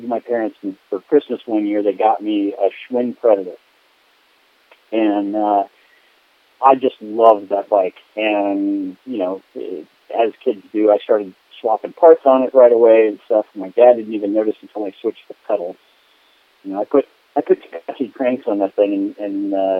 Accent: Midwest, United States; I grew up in the Midwest

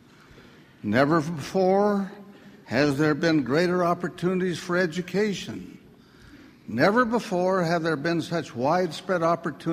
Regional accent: Salt Lake City, Utah, United States; I grew up here in Salt Lake City, a very ordinary kind of freckled-faced kid.

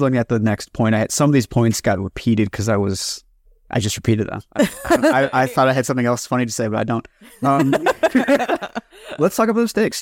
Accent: United States; all three of us come from collectivist cultures in some form or another. And it's very weird, like, growing up in the States

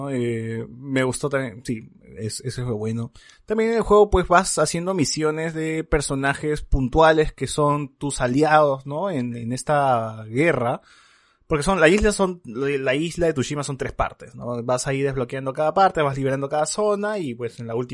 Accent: Lima, Peru; tengo que salir de mi burbuja, y decir que soy eh, de Lima rural, pues, ¿no?

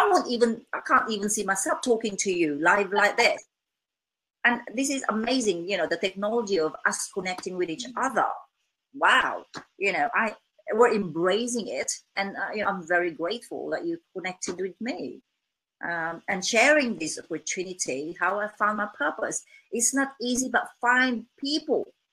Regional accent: Philippines; English is a second language; now in England, United Kingdom

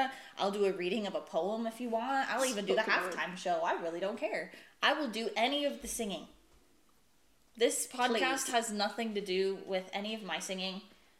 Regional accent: United States; I'm American.

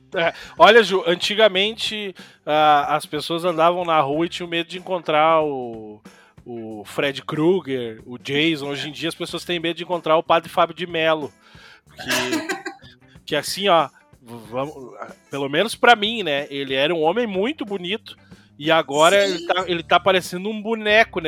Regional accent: Imbé, Rio Grande do Sul coast, Brazil; eu me criei ali em Presidente, ali do lado de Mariluz

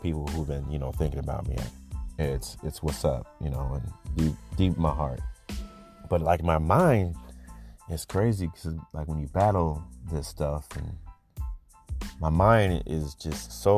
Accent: Cedar Rapids, Iowa, United States; growing up in Cedar

